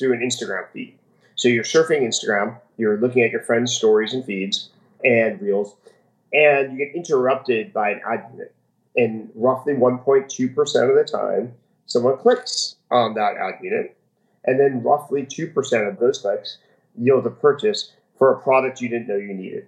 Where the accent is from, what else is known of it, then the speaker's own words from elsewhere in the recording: New Jersey, United States; moved away as an adult; also born or lived in Palo Alto, California / San Francisco; now in Miami, United States; When I grew up in New Jersey, we went to the shopping malls all the time